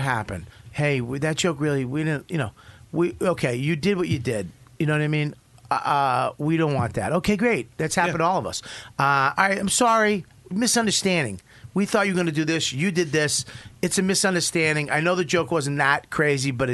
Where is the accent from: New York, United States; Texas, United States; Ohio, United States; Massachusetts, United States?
Massachusetts, United States; Boston; I'm from Boston